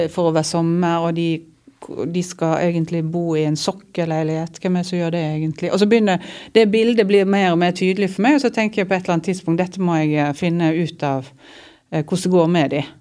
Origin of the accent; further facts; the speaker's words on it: Odda, Vestland, Norway; jeg har allerede skrevet en tekst om huset der som jeg vokste opp inne i Odda